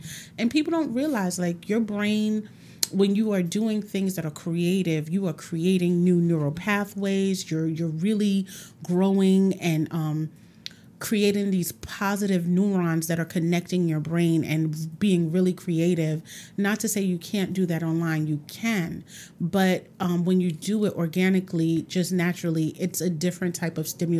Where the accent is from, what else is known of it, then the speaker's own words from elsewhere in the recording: Brooklyn, New York, United States; Oh, I was born Brownsville, Brooklyn. Oh, okay. Born and raised in St. Mary's Hospital. I've lived there all my life until actually my last year of high school. I went to Clara Barton in Brooklyn.